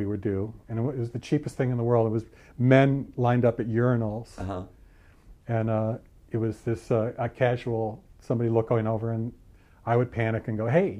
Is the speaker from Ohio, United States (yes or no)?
yes; Cleveland, Ohio, United States; I grew up in Cleveland.